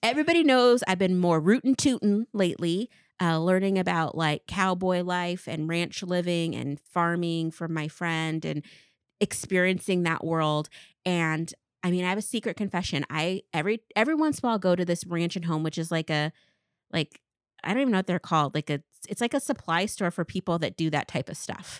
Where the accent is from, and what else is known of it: Tri-Cities, Washington, United States; born or raised there